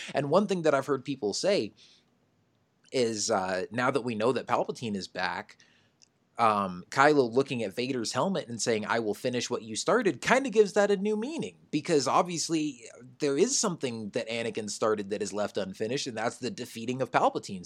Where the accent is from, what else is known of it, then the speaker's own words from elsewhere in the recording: Phoenix, Arizona, United States; I'm from Phoenix, too.